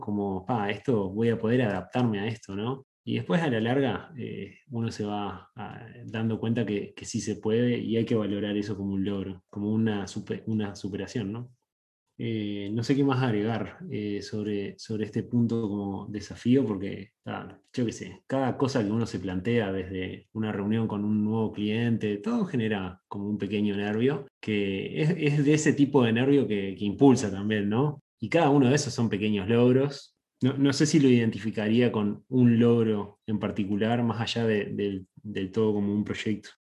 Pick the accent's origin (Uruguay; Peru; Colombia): Uruguay; now in California, United States; soy de Uruguay, le agrego en Sudamérica